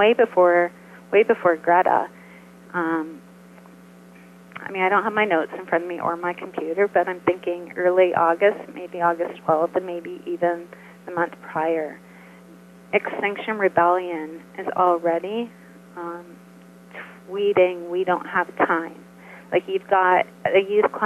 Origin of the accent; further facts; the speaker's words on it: Canada; I'm Canadian